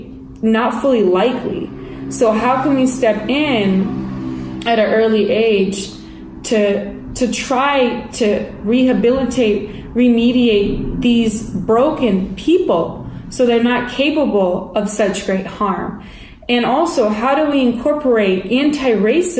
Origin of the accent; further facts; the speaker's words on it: United States; I am American